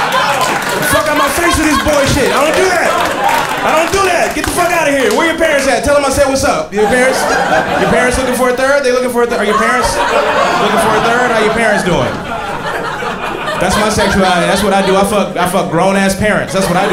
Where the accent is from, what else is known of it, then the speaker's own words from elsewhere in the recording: Atlanta, Georgia, United States; I grew up in Atlanta in the 90s